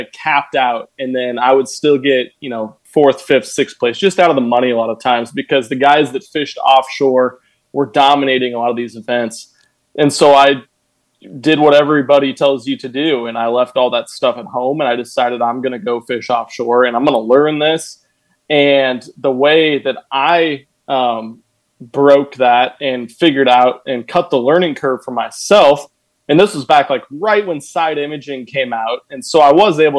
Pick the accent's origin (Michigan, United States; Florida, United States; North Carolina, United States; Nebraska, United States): Nebraska, United States; I'm from Nebraska.